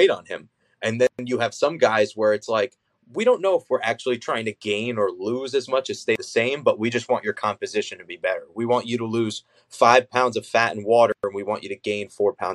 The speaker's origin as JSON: {"language": "English", "region": "New Jersey", "country": "United States", "tie": "born or raised there", "moved": "as an adult", "lives_now": "North Jersey, United States", "said": "I'm technically from more South Jersey. I'm not from North Jersey."}